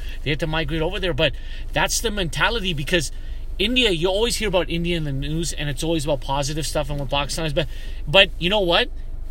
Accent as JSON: {"language": "English", "country": "Canada", "said": "in fact, I'm none because I'm so whitewashed. If anything, I'm Canadian."}